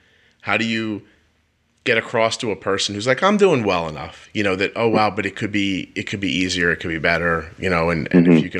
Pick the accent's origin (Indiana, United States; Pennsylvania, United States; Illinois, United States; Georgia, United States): Pennsylvania, United States; Philadelphia; moved away; also born or lived in New Jersey; I'm from Philadelphia originally